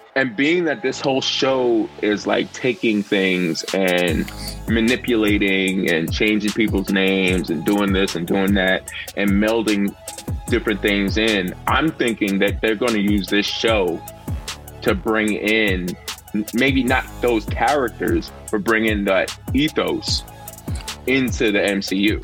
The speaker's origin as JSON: {"language": "English", "country": "United States", "said": "as an American"}